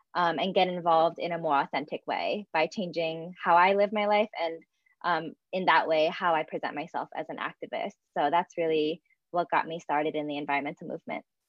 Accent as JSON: {"language": "English", "town": "Philadelphia", "region": "Pennsylvania", "country": "United States", "tie": "born or raised there", "said": "I'm actually from Pennsylvania and I'm born and raised um, in kind of the greater Philadelphia area."}